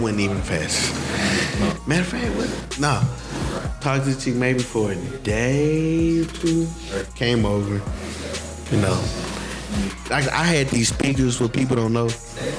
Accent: the South, United States; I'm from the South.

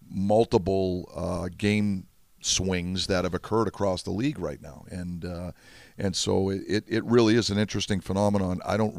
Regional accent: Boston, Massachusetts, United States; now in Pittsburgh, United States; that's born and raised in Boston, and has such fond memories of Fenway Park

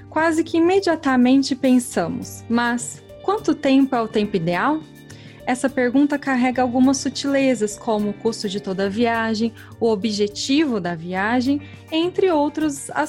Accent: Batatais, São Paulo, Brazil; accent: caipira

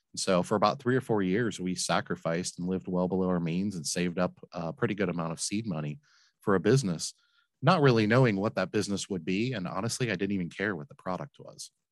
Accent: Flint, Michigan, United States; now in Cincinnati, United States; I grew up in Flint, Michigan

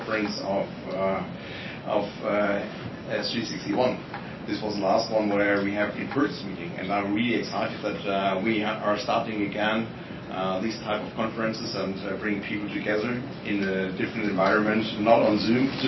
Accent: Germany; I'm coming from Germany

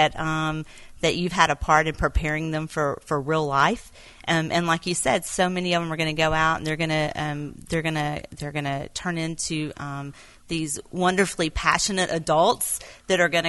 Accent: Quitman, Texas, United States; And Quitman's my hometown, right. Grew up here

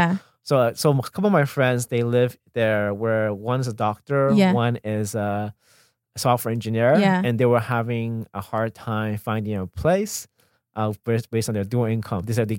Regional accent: Los Angeles, California, United States; also born or lived in Orange County / San Gabriel / Rowland Heights / Monterey Park; I'm from LA. Born and raised.

